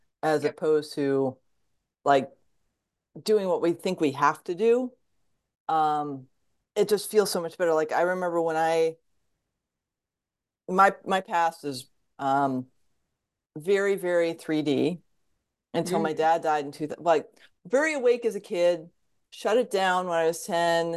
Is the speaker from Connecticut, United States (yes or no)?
yes; Fairfield County, Connecticut, United States; now in Oregon, United States; I grew up in Connecticut. There was no energy healing in Fairfield County, Connecticut in the 1970s